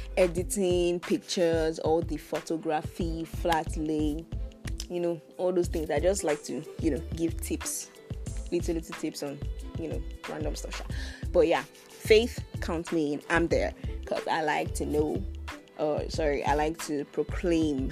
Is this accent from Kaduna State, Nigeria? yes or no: no; Edo, Nigeria; I am from Edo State.